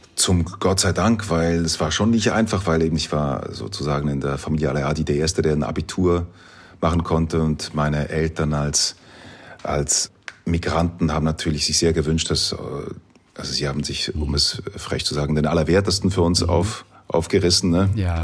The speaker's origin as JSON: {"language": "German", "town": "Dietikon", "region": "Zurich", "country": "Switzerland", "tie": "born or raised there", "said": "in meiner Heimatstadt, in Dietikon, wo ich aufgewachsen bin"}